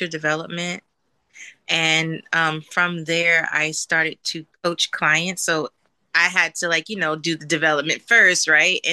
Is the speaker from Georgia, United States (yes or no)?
no; New Jersey, United States; moved away as an adult; now in California, United States; I'm originally from New Jersey. And so I relocated to California like 5 years ago